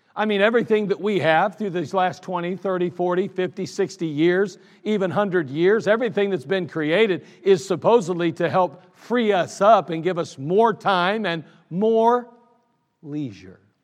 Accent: United States; I'm still proud to be an American

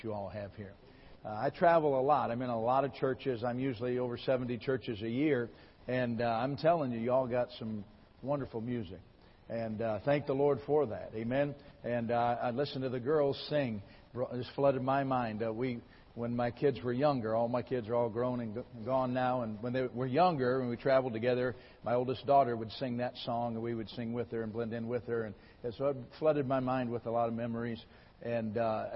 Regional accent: Michigan, United States; moved away as an adult; now in Lawrence, Kansas, United States; I was born and raised in Michigan

